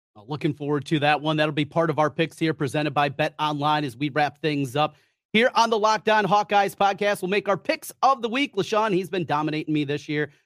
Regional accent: North Central Iowa, United States; I grew up in North Central Iowa, right on the Minnesota border

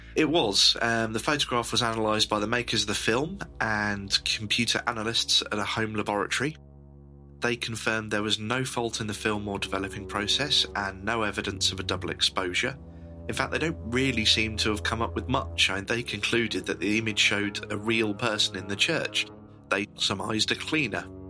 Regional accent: Northamptonshire, East Midlands, United Kingdom; we're not exactly short of ghosts and legends in Northamptonshire

